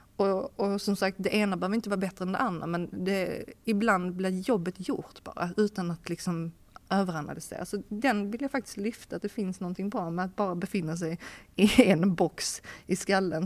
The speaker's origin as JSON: {"language": "Swedish", "country": "Sweden", "also_born_or_lived": "Hamburg, Germany / Copenhagen, Denmark", "moved": "as an adult", "said": "som, som svensk"}